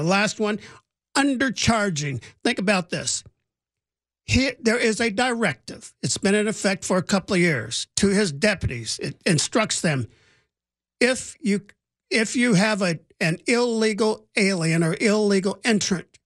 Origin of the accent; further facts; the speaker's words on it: Indiana, United States; now in Los Angeles, United States; I grew up in Indiana in the 60s and the 70s when it was a little bit racially tense in this country.